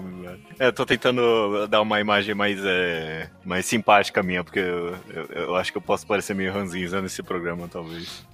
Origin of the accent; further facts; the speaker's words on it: São Paulo, Brazil; A gente é paulista